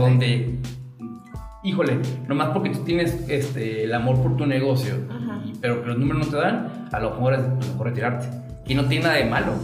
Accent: Guadalajara, Jalisco, Mexico; now in Aguascalientes, Mexico; yo soy de Guadalajara, pero ya soy hidrocálido por adopción.

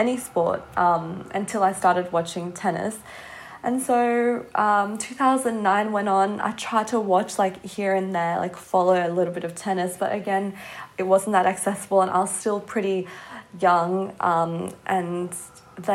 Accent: Australia; I grew up in Australia

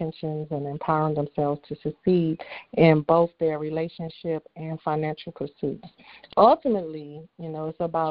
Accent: Washington, District of Columbia, United States; I'm from Washington, D.C.

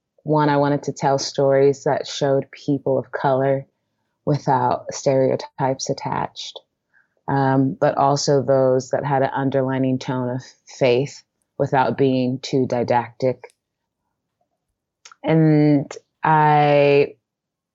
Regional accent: Portland, Oregon, United States; now in New York City, United States; I'm from Portland, Oregon

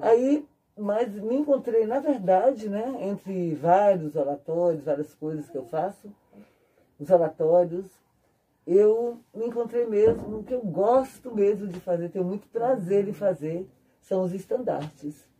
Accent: Brasília, Federal District, Brazil; Nasci em Brasília

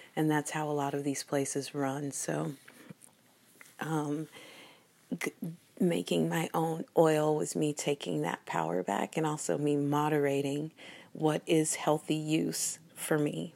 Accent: United States; little American kids

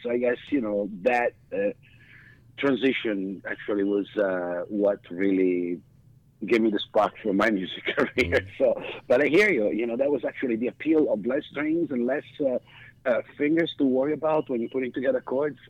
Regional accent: Milan, Lombardy, Italy; moved away; I grew up in Milan, in Italy.

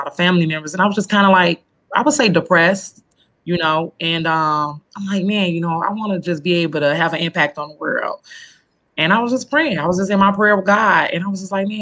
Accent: Chicago, Illinois, United States; now in Rockford, United States; I was born and raised in Chicago. I've moved out of Chicago about 8 years ago

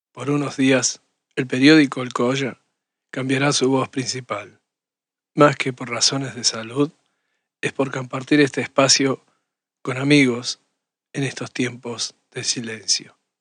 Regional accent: Aguaray, Salta, Argentina; no sé si soy de Salta, puede ser de la provincia, pero soy de Aguaray, la aguada del zorro en guaraní.

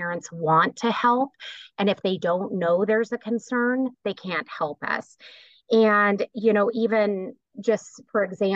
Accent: Kimball, Nebraska, United States; Well, I grew up in Kimball, Nebraska, so a small town

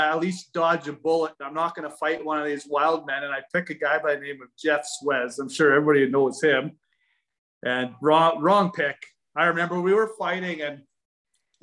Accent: Saskatchewan, Canada; also born or lived in Medicine Hat; I'm a hillbilly from Saskatchewan

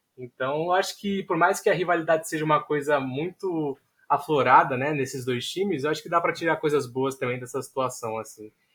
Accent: São Vicente, São Paulo, Brazil; also born or lived in Santos / Juiz de Fora; eu nasci em Santos, mas moro em São Vicente a minha vida toda

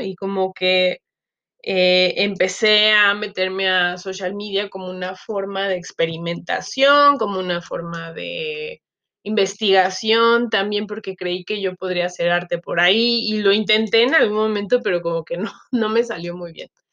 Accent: Chiapas, Mexico; moved away as an adult; also born or lived in Guadalajara; now in Mexico City, Mexico; soy mexicana, Em, yo crecí en Chiapas con la familia de mi papá, soy chiapaneca de origen

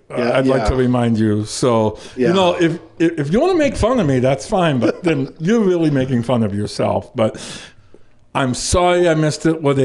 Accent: Minnesota, United States; moved away; But I am the Minnesotan here.

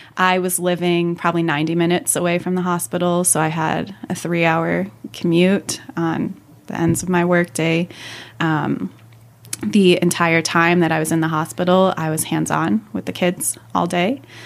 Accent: Northwest suburbs of Chicago, Illinois, United States; born or raised there

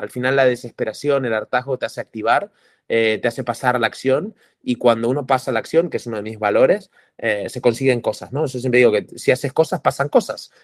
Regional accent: Argentina; also born or lived in Indonesia / Costa Rica; now in Barcelona, Spain; Yo nací en Argentina, viví en Indonesia, me vine a Barcelona, estuve en Costa Rica también emprendiendo, en Indonesia, aquí, en Barcelona, que es donde vivo ahora

